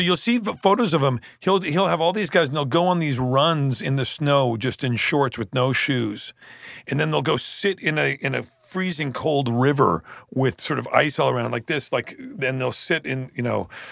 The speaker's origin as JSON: {"language": "English", "country": "Canada", "tie": "born or raised there", "said": "growing up in Canada, growing up in Canada, we spent a lot of time up the, you know, this lake with my grandparents way up in Northern Ontario."}